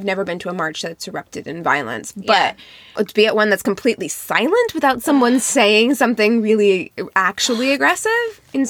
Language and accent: English; Las Vegas, Nevada, United States; I grew up in Las Vegas